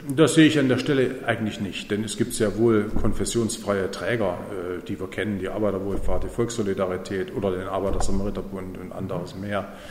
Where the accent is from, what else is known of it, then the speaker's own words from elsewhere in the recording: East Germany, Germany; ich komme ja aus Ostdeutschland